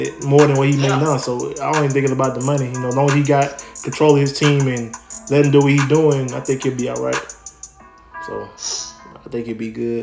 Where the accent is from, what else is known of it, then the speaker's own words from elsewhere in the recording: Alabama, United States; now in New Orleans, United States; my home state, Alabama